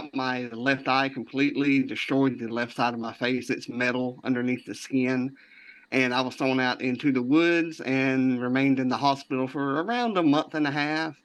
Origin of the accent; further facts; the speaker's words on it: deep South Georgia, United States; I'm from deep South Georgia near the Florida state line